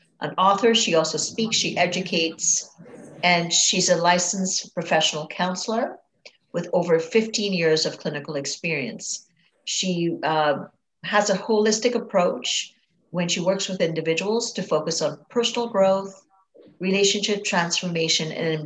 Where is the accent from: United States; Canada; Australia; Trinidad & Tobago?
Trinidad & Tobago; I grew up in Trinidad and Tobago in the Caribbean